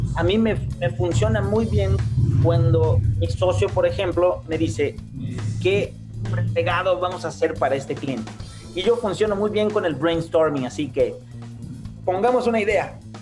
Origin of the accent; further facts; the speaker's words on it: Brazil; moved away as an adult; also born or lived in Costa Rica; now in Mexico City, Mexico; yo básicamente soy un brasileño